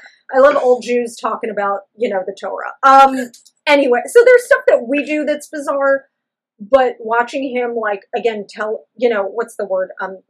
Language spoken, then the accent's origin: English; New York, United States; as a New Yorker and a viewer